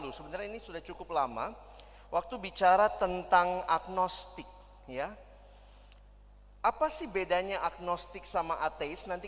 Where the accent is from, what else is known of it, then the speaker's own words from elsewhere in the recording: Makassar, South Sulawesi, Indonesia; also born or lived in Jakarta; Saya selesai pendidikan sampai SMA di Makassar. Saya lahir dan besar di Makassar sampai SMA, lalu saya kuliah ke Jakarta.